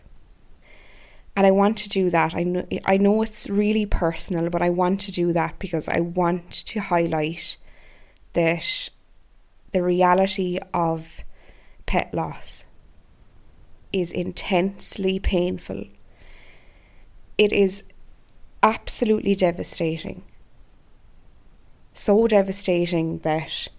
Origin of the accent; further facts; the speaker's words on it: Ireland; my home country of Ireland